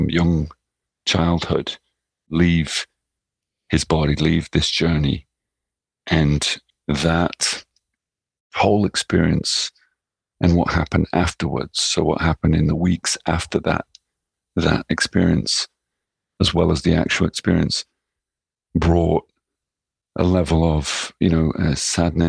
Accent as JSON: {"language": "English", "region": "England", "country": "United Kingdom", "tie": "born or raised there", "also_born_or_lived": "Netherlands / New York, United States", "moved": "yes", "lives_now": "Japan", "said": "as someone growing up in England or having lived in Holland or even lived in New York as a child or even as a young man"}